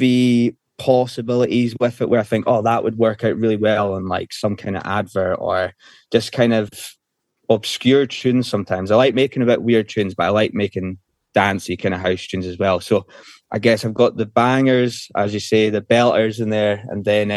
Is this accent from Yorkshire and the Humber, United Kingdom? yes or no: no; Isle of Skye, Scotland, United Kingdom; now in Glasgow, United Kingdom; went from there to where I was brought up, in the Isle of Skye